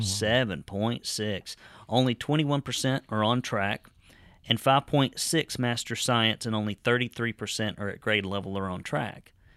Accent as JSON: {"language": "English", "area": "Marion County", "region": "Alabama", "country": "United States", "tie": "born or raised there", "said": "people I grew up with down in Dog Holler and in Marion County"}